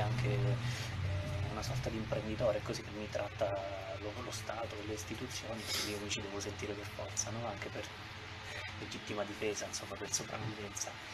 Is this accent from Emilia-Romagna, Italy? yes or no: no; Manduria, Apulia, Italy; moved away as an adult; also born or lived in Rome; now in Tivoli, Italy; io sono di Manduria intanto, eh, Taranto ho studiato a Roma per eh, dieci anni